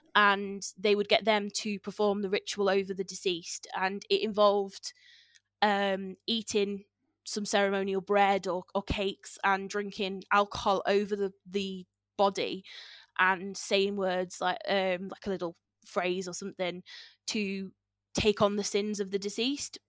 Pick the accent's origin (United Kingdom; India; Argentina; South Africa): United Kingdom; near the Wrekin, Shropshire, West Midlands; I grew up near the Reeking and I grew up with the stories of, like, the Reeking Giant